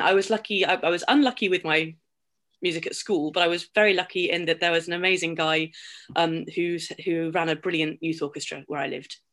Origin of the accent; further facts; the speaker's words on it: Somerset, South West England, United Kingdom; I grew up in Somerset, Southwest